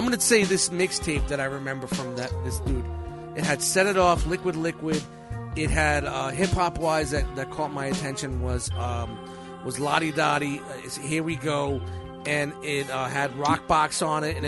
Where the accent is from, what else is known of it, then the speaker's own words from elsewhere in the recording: New York City, New York, United States; I grew up in Canarsie, like back when it was all mobbed up